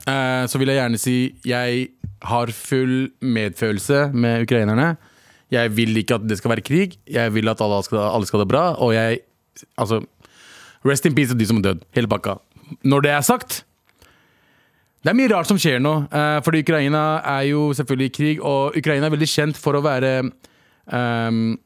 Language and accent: Norwegian; Pakistan; Jeg er ikke araber, men jeg er fra det området. Mm. Jeg er pakistaner